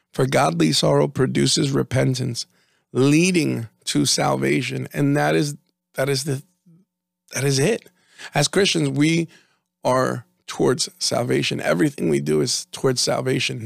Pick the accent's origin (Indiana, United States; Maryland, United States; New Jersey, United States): New Jersey, United States; we're from Jersey